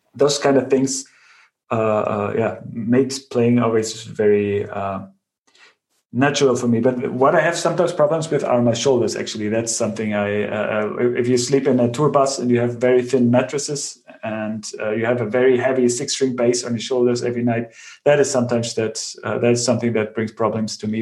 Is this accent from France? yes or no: no; Bavaria, Germany; I grew up in Bavaria on the countryside